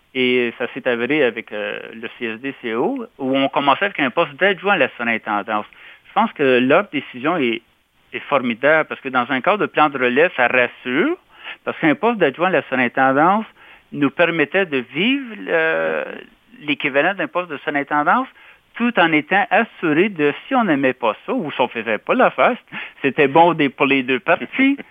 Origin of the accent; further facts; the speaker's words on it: Casselman, Ontario, Canada; J'ai été dans mon patelin, euh, dont à l'école secondaire de Castleman.